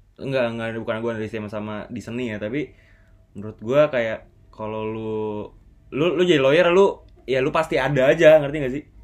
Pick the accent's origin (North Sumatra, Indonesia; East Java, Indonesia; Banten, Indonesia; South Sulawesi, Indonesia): Banten, Indonesia; South Tangerang; also born or lived in Jakarta; gua dari Bintaro, Tanjung Duren